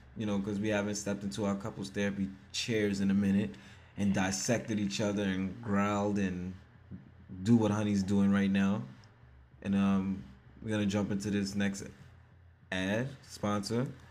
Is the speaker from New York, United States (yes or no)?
yes; New York, United States; I'm from New York